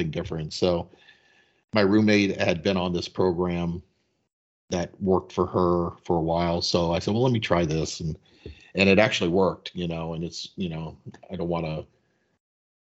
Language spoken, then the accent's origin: English; DeLand, Florida, United States; also born or lived in Virginia; I was born in DeLand, Florida, 1963